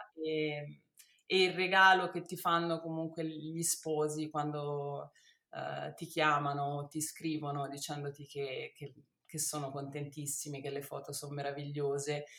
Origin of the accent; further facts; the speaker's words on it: Rome, Lazio, Italy; now in Tuscany, Italy; sono nata a Roma e ho mio padre che è italiano e mia mamma